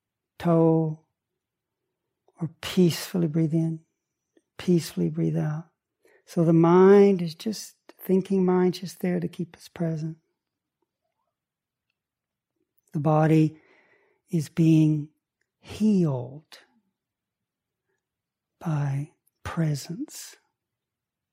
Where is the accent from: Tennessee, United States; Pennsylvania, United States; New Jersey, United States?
Tennessee, United States; Chattanooga; I grew up on Lake Chickamauga. outside of Chattanooga.